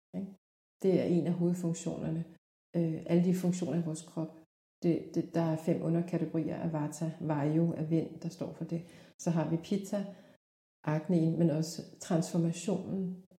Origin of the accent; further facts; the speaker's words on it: South Korea; now in Denmark; i Korea, hvor jeg er fra oprindeligt